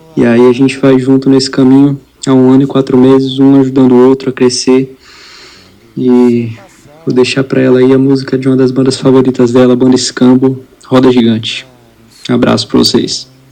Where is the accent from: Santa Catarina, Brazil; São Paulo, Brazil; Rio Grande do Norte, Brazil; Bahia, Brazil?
Bahia, Brazil; Salvador; eu sou aqui de Salvador.